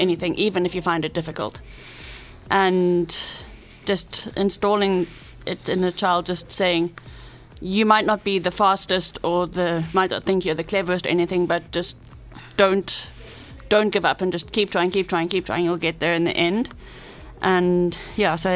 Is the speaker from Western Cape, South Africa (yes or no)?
yes; Cape Town, Western Cape, South Africa; I grew up in Cape Town